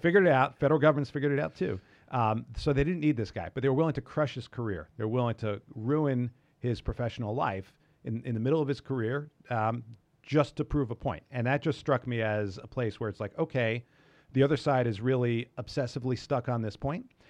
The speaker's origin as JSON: {"language": "English", "region": "New York", "country": "United States", "tie": "born or raised there", "said": "I grew up in New York"}